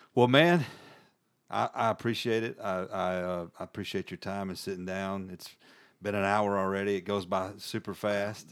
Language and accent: English; Birmingham, Alabama, United States; I was born in Birmingham